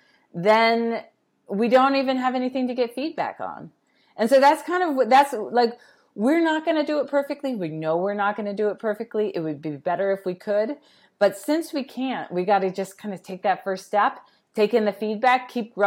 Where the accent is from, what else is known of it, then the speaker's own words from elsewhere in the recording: Pittsburgh, Pennsylvania, United States; I grew up in Pittsburgh with the Carnegie Museum